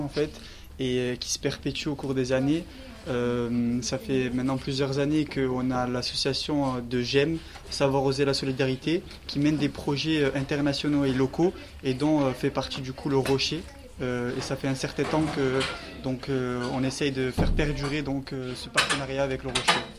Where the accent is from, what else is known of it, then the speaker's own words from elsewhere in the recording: Marseille, Provence-Alpes-Côte d'Azur, France; moved away as an adult; now in Grenoble, France; Je suis moi-même issu donc des, des, quartiers populaires, je viens de Marseille